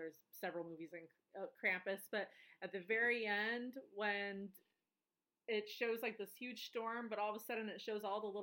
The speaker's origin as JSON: {"language": "English", "region": "Colorado", "country": "United States", "tie": "born or raised there", "said": "my hometown in Colorado"}